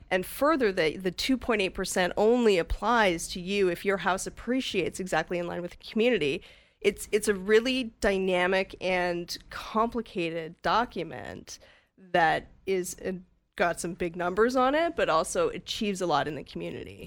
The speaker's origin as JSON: {"language": "English", "town": "Calgary", "region": "Alberta", "country": "Canada", "tie": "born or raised there", "also_born_or_lived": "Vancouver, Canada", "moved": "as an adult", "lives_now": "Whistler, Canada", "said": "I grew up in Calgary"}